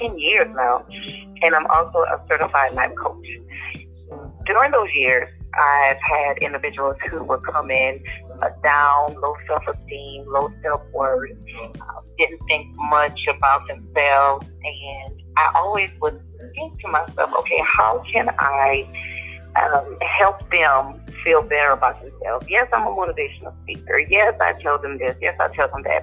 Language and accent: English; Jeanerette, Louisiana, United States; now in Houston, United States; Originally, I'm from Jenneret, Louisiana, which is a small town just east of Lafayette